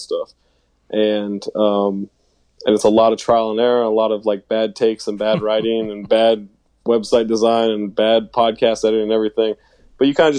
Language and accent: English; Sacramento, California, United States; I was living in Sacramento, and I'm from Sacramento